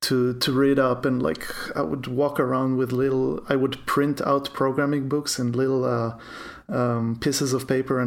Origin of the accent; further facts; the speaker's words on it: Tel Aviv, Tel Aviv District, Israel; English is a second language; I'm a developer from Tel Aviv, Israel, as you can hear